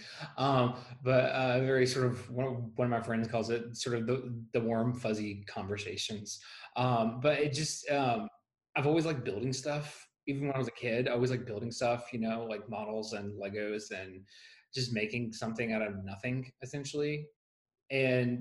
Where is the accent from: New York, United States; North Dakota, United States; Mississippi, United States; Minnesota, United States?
Mississippi, United States; Gulfport; moved away; I am originally from Gulfport, Mississippi, so I'm a native Mississippian